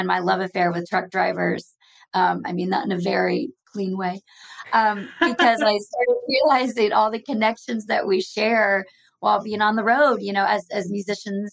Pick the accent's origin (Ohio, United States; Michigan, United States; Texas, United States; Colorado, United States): Texas, United States; moved away as an adult; also born or lived in Oklahoma / Dallas, Texas / Los Angeles, California; now in Nashville, United States; I'm from Texas by way of Oklahoma